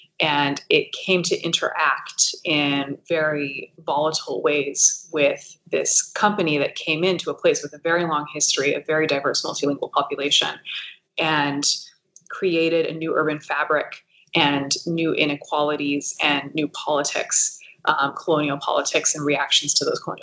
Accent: United States; my positionality is that of an American. So, you know, I was born in the United States, I have US citizenship

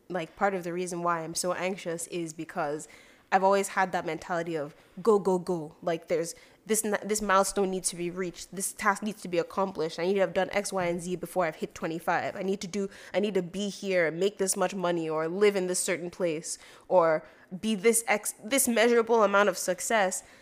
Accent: Nigeria; moved away; the mentality of being overly competitive as a Nigerian came because it is so competitive at home

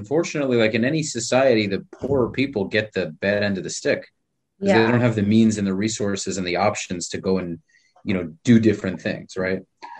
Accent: New York, United States; accent: New York; moved away; I grew up in New York where it's almost as cold

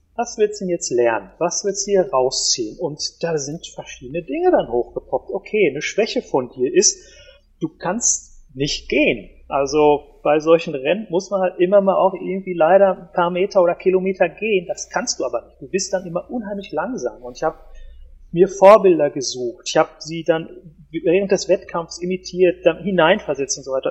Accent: Ruhr area, North Rhine-Westphalia, Germany; bei uns im Ruhrpott

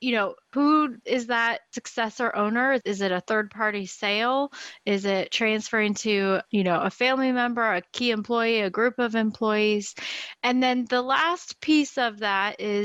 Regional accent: Portland, Oregon, United States; I was born in Portland, Oregon, and I still live here

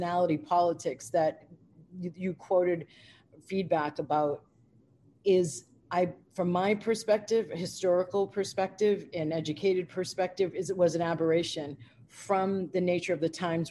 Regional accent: United States

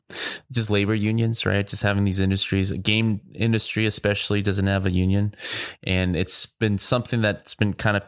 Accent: California, United States; I've been born and raised in California.

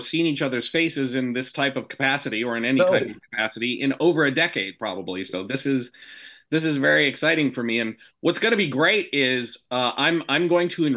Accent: Kalamazoo, Michigan, United States; growing up in the Boone Hicks of Kalamazoo, Michigan

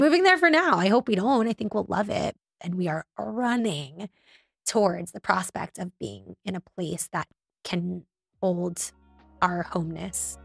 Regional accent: North Miami Beach, Florida, United States; also born or lived in Davie, Florida; I grew up in North Miami Beach

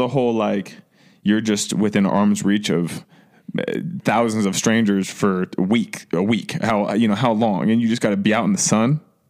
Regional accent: Ohio, United States; I'm from Ohio

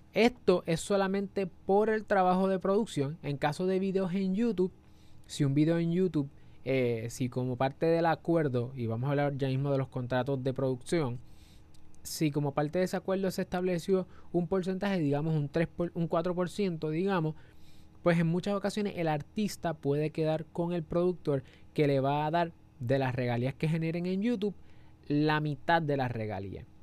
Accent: Puerto Rico; somos de Puerto Rico

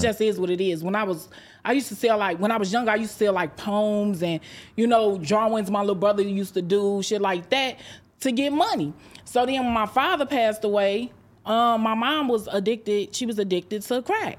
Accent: Chicago, Illinois, United States; moved away; I'm from Chicago, South Side, Inglewood, grew up on seventy-first and Yale

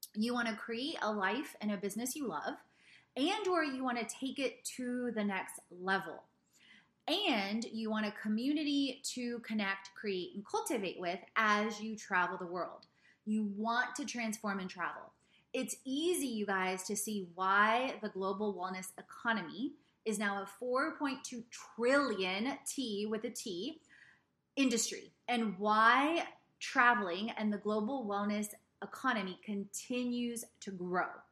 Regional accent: South Carolina, United States; also born or lived in Poland / Italy; We ended up in the United States just before I was two years old in South Carolina

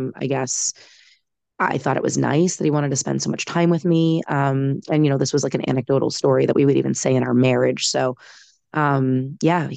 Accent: Boston, Massachusetts, United States; I am in my hometown of Boston proper

